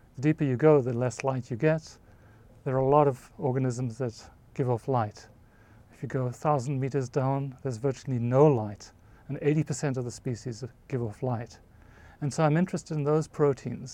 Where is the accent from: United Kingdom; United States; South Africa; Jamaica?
South Africa; moved away; I grew up in South Africa, right in the middle of the country